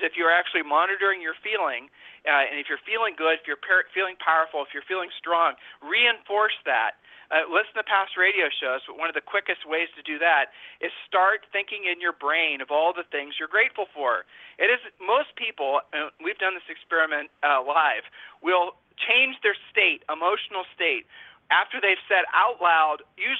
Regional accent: Ohio, United States; We're from Ohio

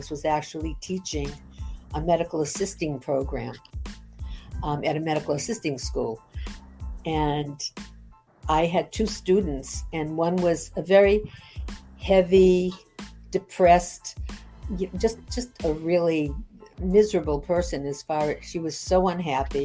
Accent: Boston, Massachusetts, United States; I grew up in Boston, Mass

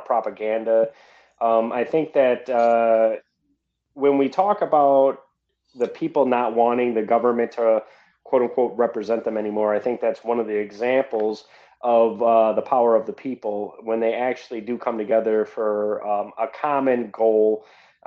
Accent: Wisconsin, United States; I'm from Wisconsin

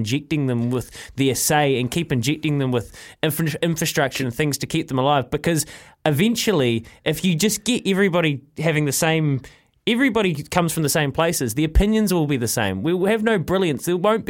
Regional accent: Leithfield Beach, Canterbury, New Zealand; I'm from Leithfield Beach in North Canterbury.

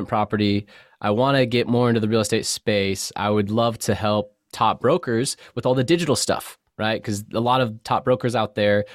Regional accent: North County, San Diego, California, United States; I grew up in North County, San Diego, between Cardiff and Vista

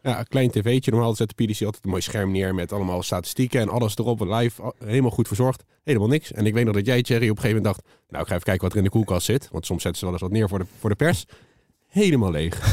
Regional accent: The Hague, South Holland, Netherlands; als Hagenees

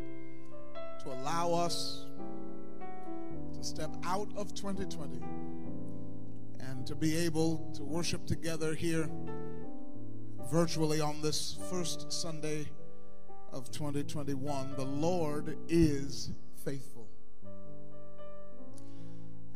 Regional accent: Jefferson Township, Ohio, United States; I grew up in Jefferson Township, right on Route 4, 4860 Germantown Pike.

